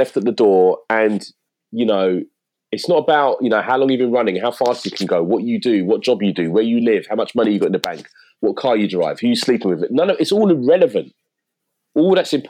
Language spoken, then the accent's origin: English; London, United Kingdom; I live in East London, which I never thought I'd live in East London, you know, as a kid growing up in South